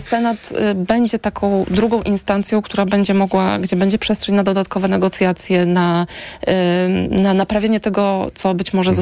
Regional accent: Warsaw, Masovian Voivodeship, Poland; jestem warszawianką.

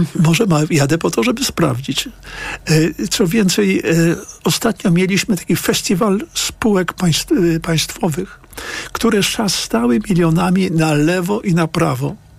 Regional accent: Piotrków Trybunalski, Łódź Voivodeship, Poland; moved away as an adult; ja się tam urodziłem w 1950 roku. E, do roku 1970 tam byłem, mieszkałem tam z rodzicami

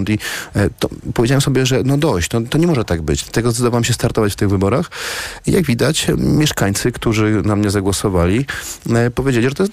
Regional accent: Ustrzyki Dolne, Subcarpathian Voivodeship, Poland; ja z Ustrzych Dolnych i do najbliższego lotniska mam 2,5 godziny jazdy, do najbliższego zjazdu autostradowego mam ponad godzinę jazdy

